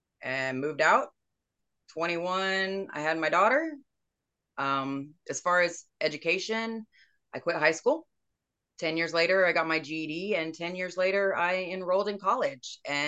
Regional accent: Houston, Texas, United States; also born or lived in Arkansas / Tennessee; I was born in Houston.

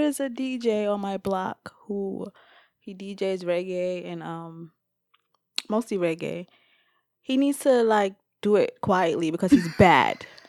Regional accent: New York City, New York, United States; where I grew up in the Bronx

